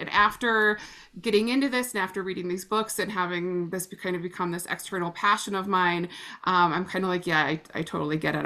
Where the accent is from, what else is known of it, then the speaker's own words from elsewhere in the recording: Illinois, United States; moved away; we grew up together back in Illinois